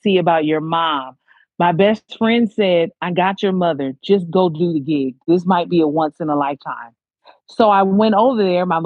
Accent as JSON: {"language": "English", "town": "Los Angeles", "region": "California", "country": "United States", "tie": "born or raised there", "said": "I am born and raised in Watts, California."}